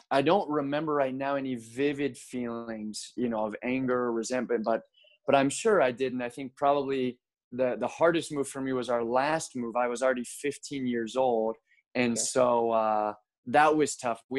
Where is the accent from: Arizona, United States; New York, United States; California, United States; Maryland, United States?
Maryland, United States; Baltimore; But my hometown, if I had to just say, you know, in general, where am I from? It's Baltimore, Maryland. So that okay. that was sort of where I grew up spiritually.